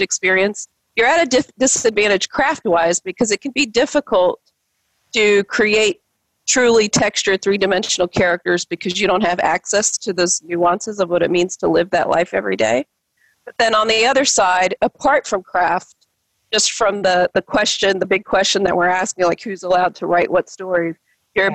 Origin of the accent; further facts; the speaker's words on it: the South, United States; as a Filipino girl growing up in the South